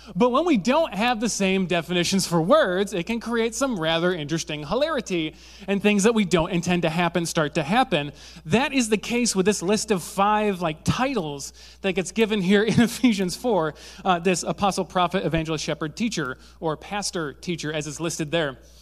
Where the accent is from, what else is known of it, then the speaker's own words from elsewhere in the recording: Zeeland, Michigan, United States; I grew up in Zealand, uh, which, if you don't know what Zealand is, it's where they spawn Dutch people.